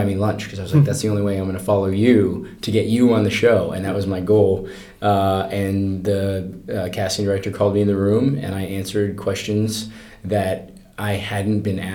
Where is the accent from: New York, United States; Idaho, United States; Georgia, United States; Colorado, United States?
Colorado, United States; I grew up in Colorado